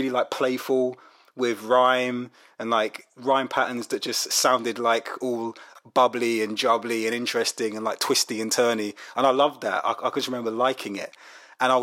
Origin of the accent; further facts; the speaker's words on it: London, United Kingdom; I grew up in Brixton in South London, and I'm not Jamaican, but the Jamaican community was massive.